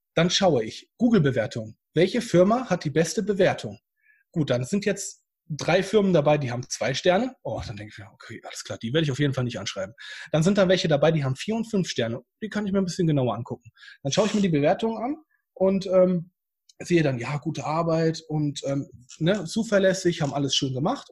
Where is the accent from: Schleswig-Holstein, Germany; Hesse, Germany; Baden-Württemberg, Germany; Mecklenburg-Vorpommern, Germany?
Hesse, Germany; now in Bad Oeynhausen, Germany; ich komme ja ursprünglich aus Hessen und gar nicht hier aus der Ostwestfalen-Region